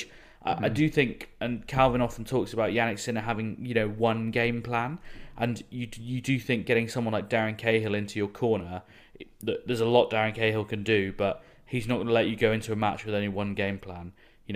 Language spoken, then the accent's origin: English; Yorkshire and the Humber, United Kingdom; I was actually born there and grew up in the county, no less